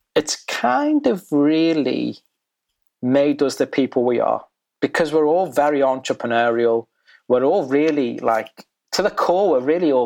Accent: the Wirral, North West England, United Kingdom; We grew up in a very predominantly white British community called the Wirral

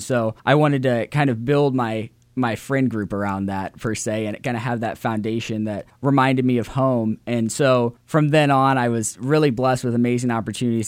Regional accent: Central Illinois, United States; moved away as an adult; now in Indiana, United States; I was born and raised in Central Illinois, raised by a single mother

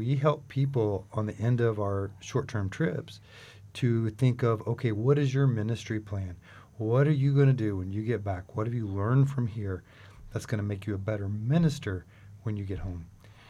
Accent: Oklahoma City, Oklahoma, United States; Now, I'm from Oklahoma City, so I had to think about, you know, what is actually frog eating.

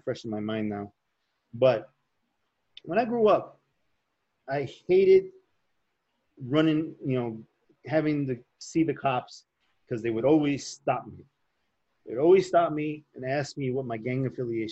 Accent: Chicago, Illinois, United States; growing up in Chicago

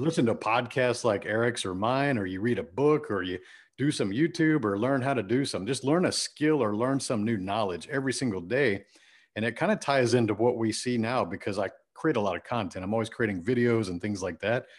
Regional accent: Friendswood, Texas, United States; I grew up in Houston, Texas, a suburb called Friendswood, Texas.

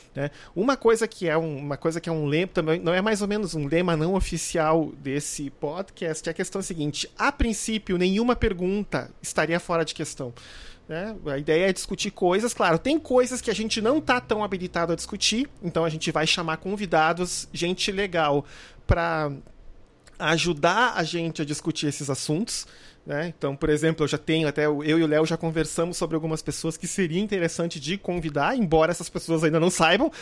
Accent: Porto Alegre, Rio Grande do Sul, Brazil; moved away as an adult; now in Rio de Janeiro, Brazil; Eu nasci em Porto Alegre, vivi quase 28 anos da minha vida lá e vim aqui morar no Rio de Janeiro por questões de trabalho

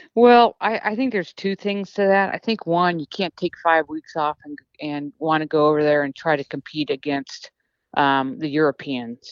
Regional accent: United States; being American

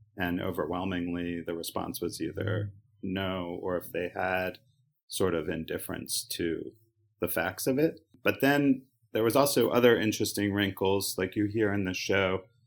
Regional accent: Baltimore, Maryland, United States; moved away; growing up in Baltimore and, you know, spending at least the first half of my life in a very well-constructed Oriole bubble

